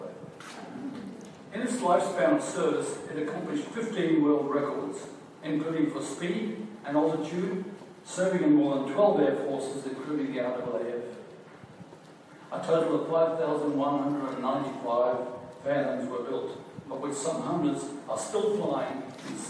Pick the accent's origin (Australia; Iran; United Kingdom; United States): Australia; Brisbane, Queensland; also born or lived in Gordonvale, Queensland; I was born in Brisbane in 1938 and started school in Gordon Vale in the Appleton Tableland at the age of six.